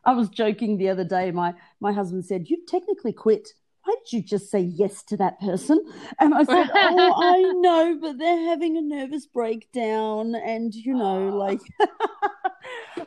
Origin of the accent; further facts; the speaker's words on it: Australia; I was born in Australia, but to migrant Greek parents. So I'm first generation Australian born.